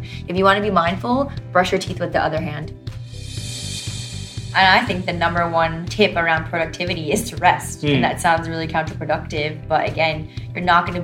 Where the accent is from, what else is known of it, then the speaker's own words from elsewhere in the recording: United States; accent: American; moved away as an adult; now in Australia; my accent is American